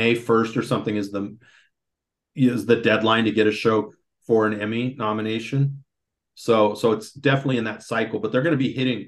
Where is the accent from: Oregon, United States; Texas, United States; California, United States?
Oregon, United States; Roseburg; growing up in Roseburg